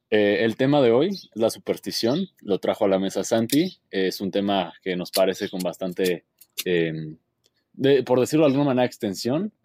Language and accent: Spanish; Mexico; como mexicano y a la experiencia de vivir en México